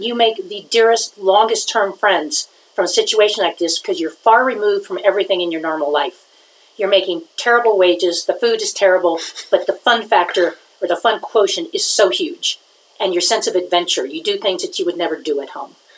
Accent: Los Angeles, California, United States; moved away as an adult; also born or lived in Biloxi, Mississippi / Mobile, Alabama; now in Jackson Hole, United States; I grew up in Los Angeles

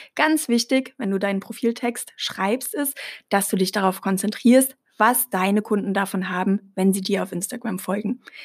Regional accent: Germany; als Deutsche

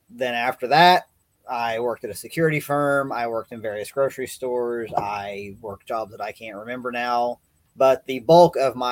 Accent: Knoxville, Tennessee, United States; I grew up in Knoxville, Tennessee.

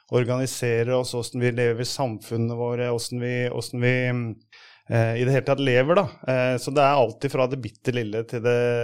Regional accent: Hamar, Innlandet, Norway; jeg kommer fra Hamar

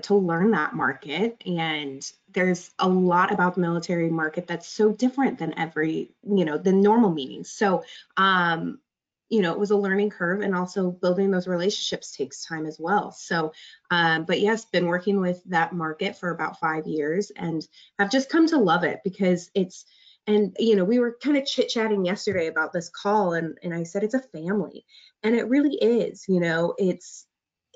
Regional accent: Omaha, Nebraska, United States; I was born and raised in Omaha

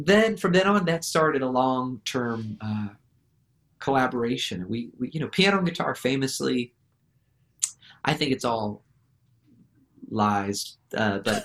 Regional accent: Santa Rosa, California, United States; I grew up in Santa Rosa, you know, California

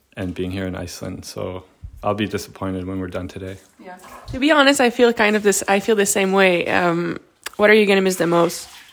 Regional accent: Minnesota, United States; I'm from uh, Minnesota

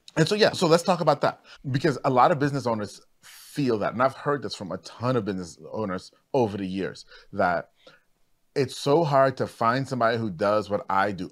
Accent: Trinidad & Tobago; I'm actually from Trinidad, too

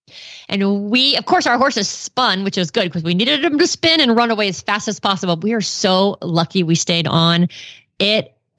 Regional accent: Tampa, Florida, United States; moved away; Well, my friend Brenda and I, we grew up in Tampa, Florida

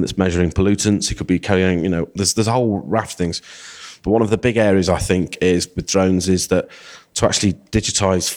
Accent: Rotherham, Yorkshire and the Humber, United Kingdom; also born or lived in Sheffield; I'm originally from Rotherham, but I'm a local boy.

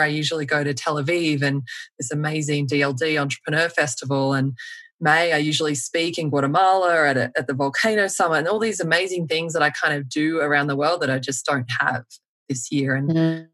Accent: Melbourne, Victoria, Australia; now in United States; I'm from Melbourne

